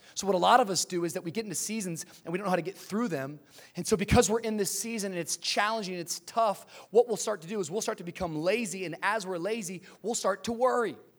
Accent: Tacoma, Washington, United States; also born or lived in Miami, Florida; now in Los Angeles, United States; I grew up in the Pacific Northwest, Tacoma, Washington area

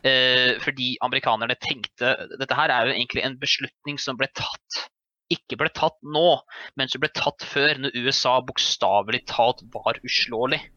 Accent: Norway; jeg kommer jo fra Norge

